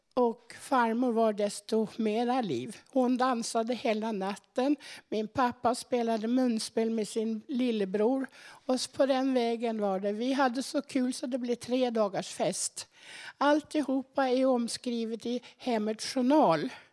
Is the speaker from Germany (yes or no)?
yes; Dortmund, North Rhine-Westphalia, Germany; moved away; also born or lived in Göttingen, Germany; där var det på vischan med höns, kaniner och morötter. Där växte jag upp.